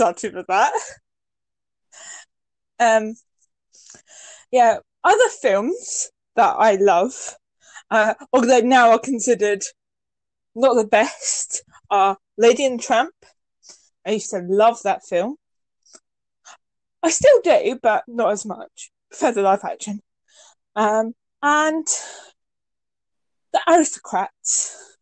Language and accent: English; England, United Kingdom; I'm English, so from England.